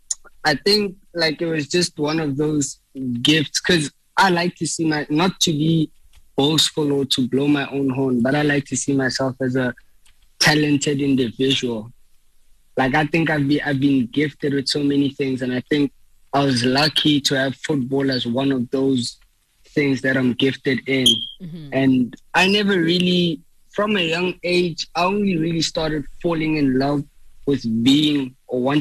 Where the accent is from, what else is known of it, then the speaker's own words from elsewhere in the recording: Soweto, Gauteng, South Africa; moved away as an adult; also born or lived in Duduza, East Rand, South Africa; now in Texas, United States; I grew up in Soweto